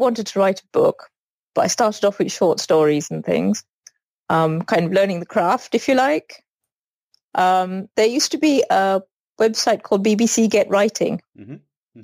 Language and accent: English; Sri Lanka; moved away; I grew up in Sri Lanka, and I went to an all-girls school